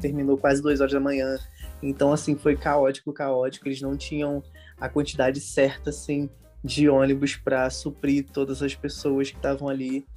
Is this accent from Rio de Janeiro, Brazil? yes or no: yes; Rio de Janeiro, Brazil; Eu sou daqui da Zona Norte do Rio de Janeiro